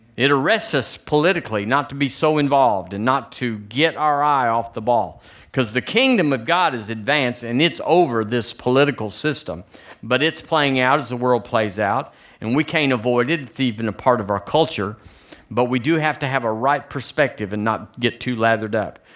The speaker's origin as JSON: {"language": "English", "country": "United States", "moved": "as an adult", "lives_now": "Tuscaloosa, United States", "said": "I'm an American"}